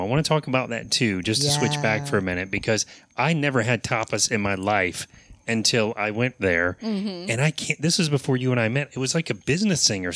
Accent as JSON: {"language": "English", "town": "Apopka", "region": "Florida", "country": "United States", "tie": "born or raised there", "said": "I was born in Apopka"}